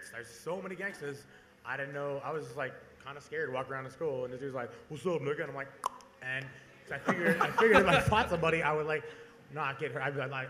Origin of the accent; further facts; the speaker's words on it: Portland, Oregon, United States; also born or lived in Eugene, Oregon / Overbrook; I moved here in 8th grade. So I consider myself, I grew up in Eugene. I was raised, I can't say I was raised in Eugene, I grew up in Portland.